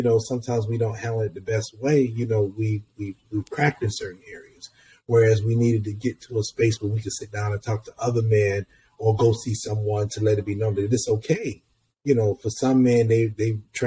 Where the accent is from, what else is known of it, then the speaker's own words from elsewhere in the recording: Columbus, Georgia, United States; moved away as an adult; also born or lived in Atlanta, Georgia; now in New York City, United States; I'm originally from Columbus, Georgia, about an hour outside of Atlanta